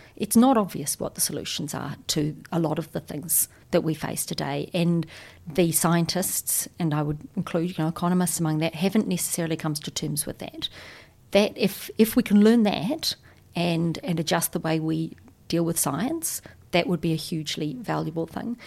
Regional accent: New Zealand; I'm a New Zealander

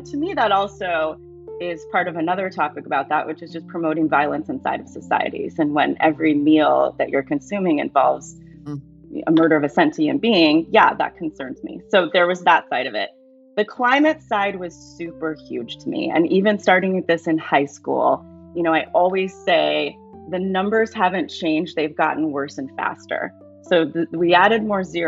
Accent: Seattle, Washington, United States; growing up in Seattle, it was not so uncommon to run across families that are vegan, vegetarian

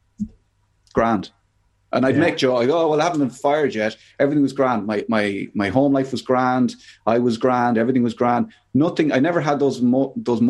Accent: Ireland; there was a lot of domestic violence growing up in Ireland

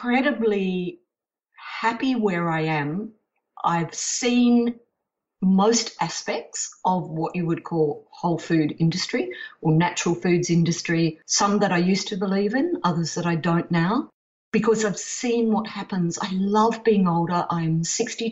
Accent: Perth, Western Australia, Australia; also born or lived in United States; I was born in Perth and not New Orleans

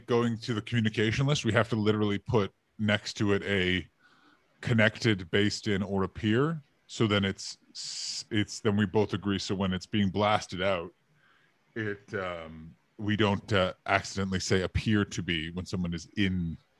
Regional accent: United Kingdom; But yeah, but we are Brit.

